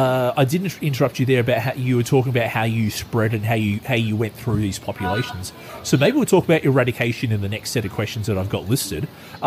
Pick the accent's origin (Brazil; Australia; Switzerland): Australia; in my home country, Australia